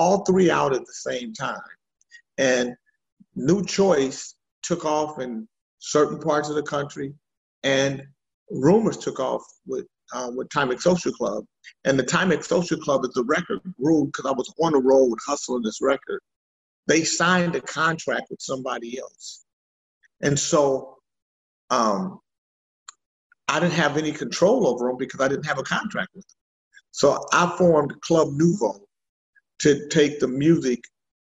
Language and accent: English; Sacramento, California, United States; also born or lived in Vallejo, California / Oroville, California / Anchorage, Alaska; I'm from Sacramento. Grew up here, Sacramento, the Bay Area, really